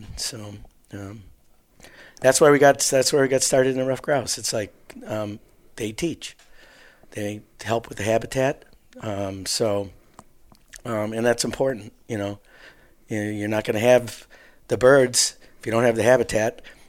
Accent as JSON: {"language": "English", "town": "Waukesha", "region": "Wisconsin", "country": "United States", "said": "We're from southeast Wisconsin, Waukesha area."}